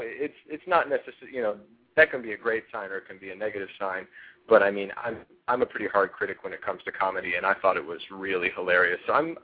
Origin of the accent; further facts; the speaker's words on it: Georgia, United States; moved away; also born or lived in California / Pittsburgh, Pennsylvania; I grew up in the South and spent pretty much my whole childhood in Georgia, and then ended up moving from Georgia to California, and then from California to Pittsburgh.